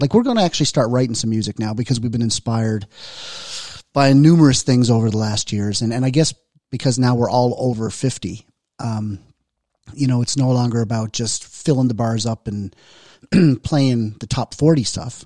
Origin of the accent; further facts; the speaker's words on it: Newfoundland and Labrador, Canada; accent: Newfoundlander; moved away; also born or lived in Southern Alberta; I'm from Newfoundland